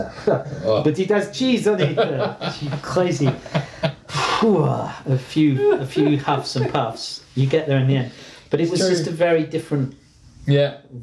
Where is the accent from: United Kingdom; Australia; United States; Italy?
United Kingdom; England; moved away; as an English person